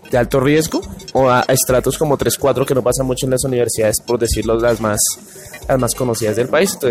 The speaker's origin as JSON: {"language": "Spanish", "region": "Bogotá", "country": "Colombia", "said": "Bueno, eh … Yo, bueno, soy de acá de Bogotá y estudio psicología."}